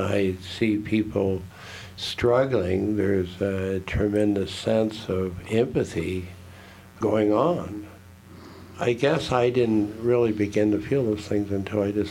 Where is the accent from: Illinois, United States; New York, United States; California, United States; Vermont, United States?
California, United States; now in Silver City, United States; I grew up in California where chiropractors went through a stage of being considered quacks.